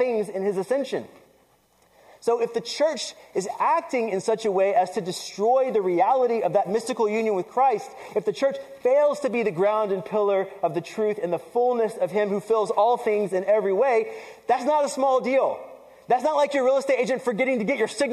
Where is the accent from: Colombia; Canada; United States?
United States; the South; I grew up in the South, right? And I grew up in a Puerto Rican family